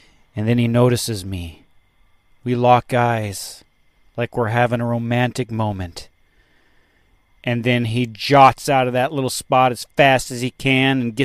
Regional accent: the West, United States; moved away; I'm from the West, you know. It gets hot, but there's no humidity

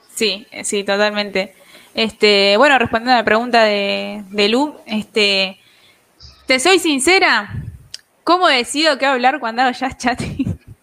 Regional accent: Buenos Aires, Argentina; Tengo 20 años, soy de Argentina, de Buenos Aires

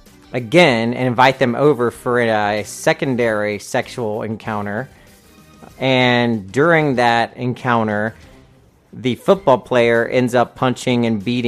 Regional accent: North Carolina, United States; I am from North Carolina, and down in the South, we like that Southern Baptist

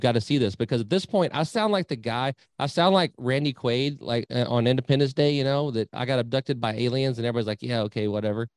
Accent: Nueces River, South Texas, United States; now in Needville, United States; I grew up on the Nueces River down in South Texas.

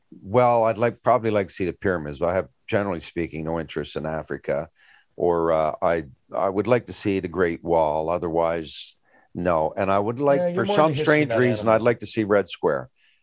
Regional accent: Grand Falls-Windsor, Newfoundland and Labrador, Canada; growing up in Grand Falls, dad never had a whole lot.

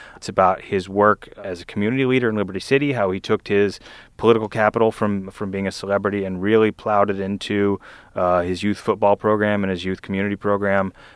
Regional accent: Lafayette, Louisiana, United States; moved away; also born or lived in Vestavia Hills, Alabama; before I lived in Alabama, I grew up in Southern Louisiana in Lafayette

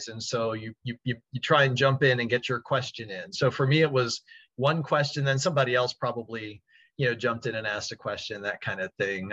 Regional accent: Baltimore, Maryland, United States; I'm from Baltimore, so I'd listen to the Oriole broadcasts and Maryland football and basketball

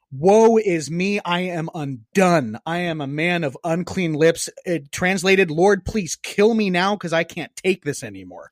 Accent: Cajun, Louisiana, United States; I'm Cajun

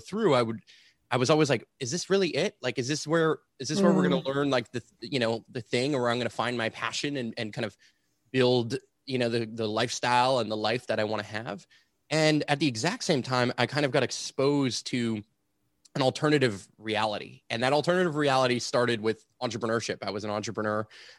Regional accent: Montreal, Quebec, Canada; I'm here and born and raised in Montreal, Quebec, which is where I'm still based out

